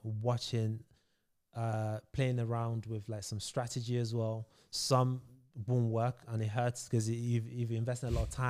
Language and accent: English; Nigeria; now in London, United Kingdom; So I moved to London from Nigeria, West Africa.